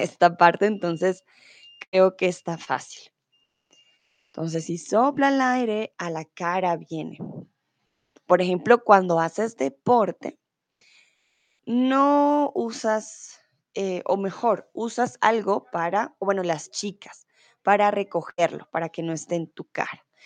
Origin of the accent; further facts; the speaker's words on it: Colombia; soy de Colombia, tutora de español aquí en Chatterbox